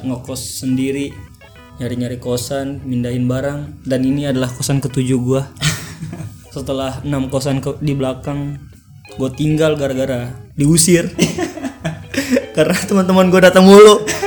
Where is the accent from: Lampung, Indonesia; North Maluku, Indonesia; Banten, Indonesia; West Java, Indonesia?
North Maluku, Indonesia; Ternate; moved away as an adult; now in Jakarta, Indonesia; gua tuh asal dari Ternate